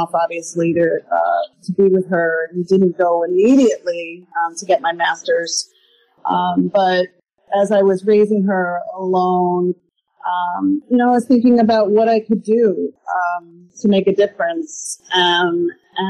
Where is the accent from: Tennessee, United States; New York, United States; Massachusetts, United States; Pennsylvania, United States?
New York, United States; Stony Brook; also born or lived in Port Jefferson, New York; I'm a born and bred Long Islander, born in Port Jefferson. I was raised in Stony Brook